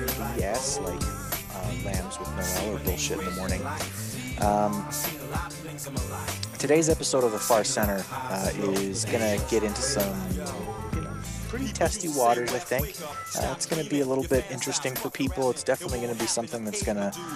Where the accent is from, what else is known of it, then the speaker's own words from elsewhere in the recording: Canada; I'm Canadian, right? I grew up here up in the north